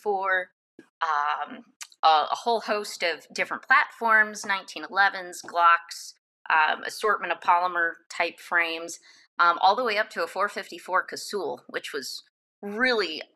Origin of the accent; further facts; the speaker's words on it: Michigan, United States; I grew up in Michigan